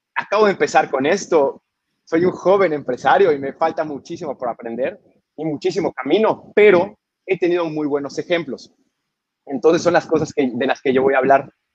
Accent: Yucatán, Mexico; also born or lived in Edinburgh; mi tierra, nuestra tierra

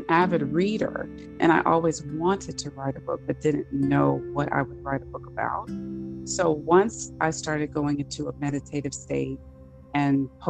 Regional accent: Los Angeles, California, United States; moved away; I am originally from California, from Los Angeles

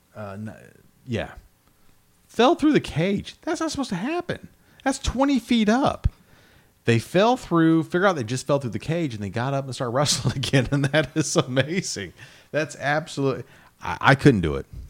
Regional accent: Midwest, United States; I grew up in the Midwest

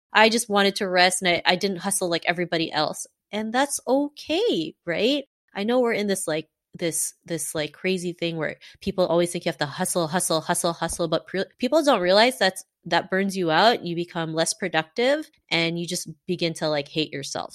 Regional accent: Canada; growing up in Canada in the nineties

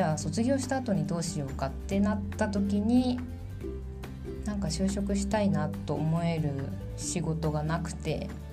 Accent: Fukuoka, Japan; moved away as an adult; also born or lived in Kanagawa; now in Poland; 私はですね福岡県出身で、まあ、福岡県で生まれ育ったっていう形になります

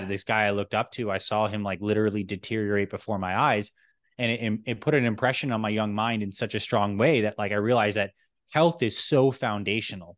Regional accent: Toronto, Ontario, Canada; moved away; also born or lived in New York; I was born in New York, and I actually grew up in Toronto, Canada.

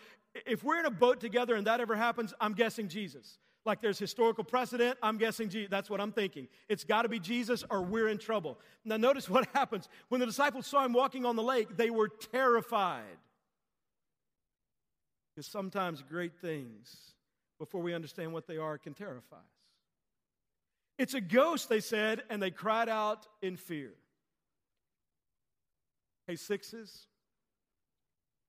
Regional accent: Texas, United States; as a kid growing up, I grew up in Texas

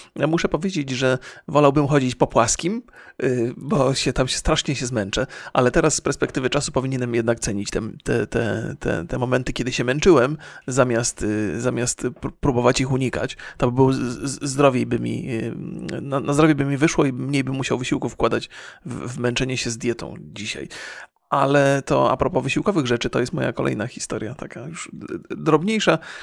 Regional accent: Poland; born or raised there

